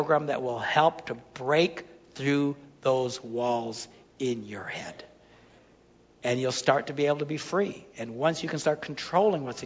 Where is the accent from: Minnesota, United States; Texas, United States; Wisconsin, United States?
Wisconsin, United States; I'm just from Wisconsin